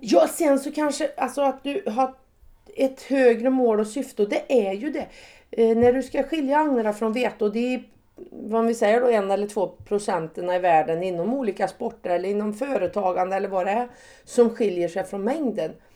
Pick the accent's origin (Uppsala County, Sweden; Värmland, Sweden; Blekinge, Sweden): Värmland, Sweden; Säffle; moved away; jag är född och uppvuxen på en bondgård på Värmlandsnäs